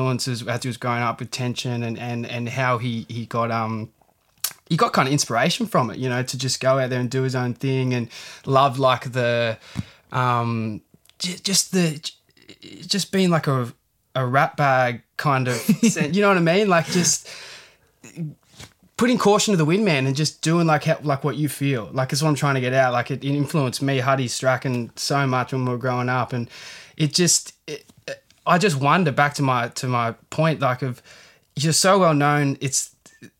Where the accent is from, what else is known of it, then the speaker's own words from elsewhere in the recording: Miranda, New South Wales, Australia; my hometown of Miranda